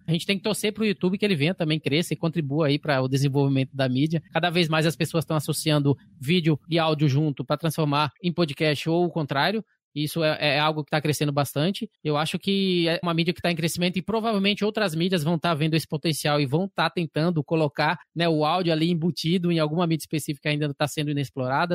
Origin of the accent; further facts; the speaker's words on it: Bahia, Brazil; eu sou baiano, né, Bahia e tal, então onde eu nasci e cresci